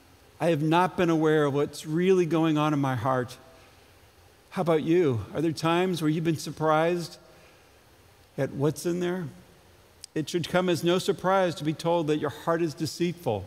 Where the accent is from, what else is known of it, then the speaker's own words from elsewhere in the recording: Ledyard, Connecticut, United States; moved away; growing up in Ledyard